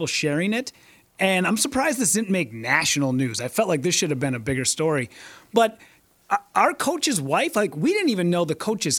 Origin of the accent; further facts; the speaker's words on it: Hibbing, Minnesota, United States; up in Hibbing, my hometown